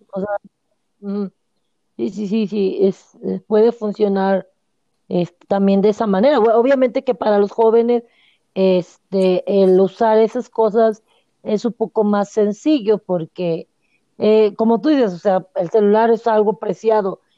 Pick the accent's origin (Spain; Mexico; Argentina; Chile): Mexico; Monterrey, Nuevo León; moved away; yo soy de allá de Monterrey